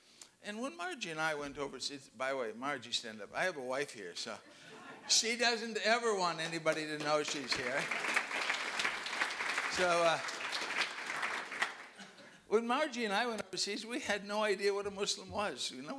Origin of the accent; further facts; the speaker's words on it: Canada; Remember, I'm Canadian. This is the best place in the world.